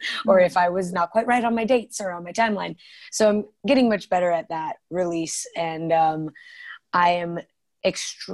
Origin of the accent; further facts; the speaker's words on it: Colorado, United States; I am born and raised in Colorado